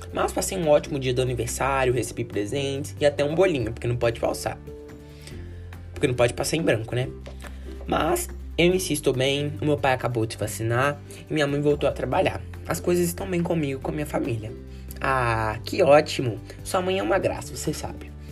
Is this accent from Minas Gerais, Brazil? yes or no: yes; Belo Horizonte, Minas Gerais, Brazil; eu nasci em Minas Gerais